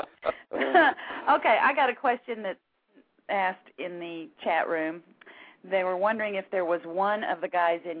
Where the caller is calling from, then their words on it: Dallas, Texas, United States; I'm calling from Dallas